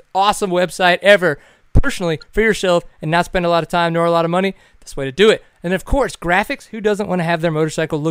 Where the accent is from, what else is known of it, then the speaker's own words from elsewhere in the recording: Texas, United States; I'm from Texas